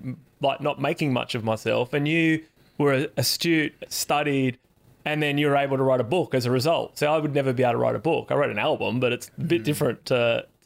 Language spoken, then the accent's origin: English; Perth, Western Australia, Australia; I'm from Perth